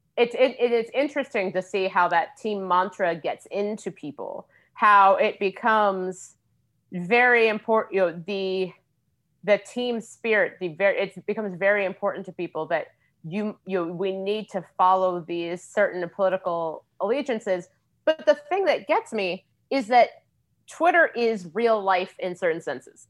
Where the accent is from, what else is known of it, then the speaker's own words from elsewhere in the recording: Cincinnati, Ohio, United States; now in Washington, D.C., United States; I grew up in Cincinnati